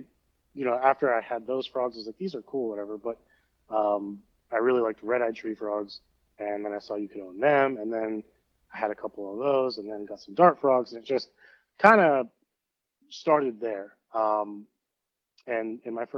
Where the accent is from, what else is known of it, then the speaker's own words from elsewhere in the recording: Northeast Ohio, United States; growing up in Northeast Ohio